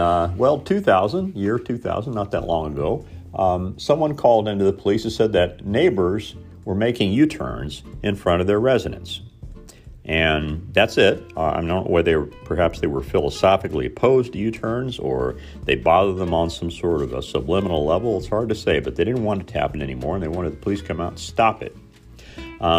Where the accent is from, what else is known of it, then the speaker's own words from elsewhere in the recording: Mitchell, Indiana, United States; Spitting was fairly commonplace when I grew up in Mitchell, Indiana.